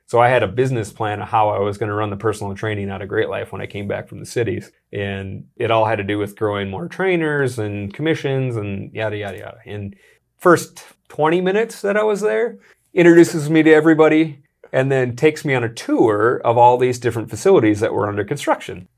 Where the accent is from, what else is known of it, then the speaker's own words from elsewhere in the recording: Sioux Falls, South Dakota, United States; also born or lived in Minneapolis; Born and raised in Sioux Falls, South Dakota